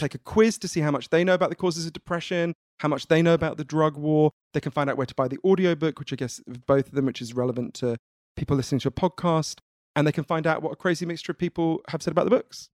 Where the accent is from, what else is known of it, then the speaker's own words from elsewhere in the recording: United Kingdom; I'm British.